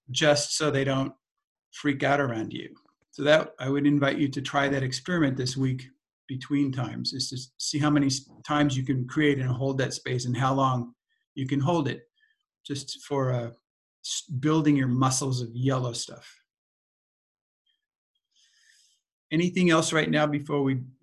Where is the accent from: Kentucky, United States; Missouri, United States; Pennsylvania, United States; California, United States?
California, United States; we grew up in California